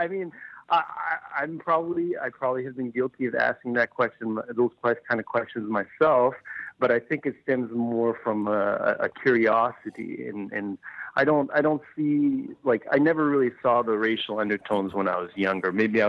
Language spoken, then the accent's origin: English; Vancouver, British Columbia, Canada; Definitely. Churchill was probably at least 80% Chinese, not even just Asian.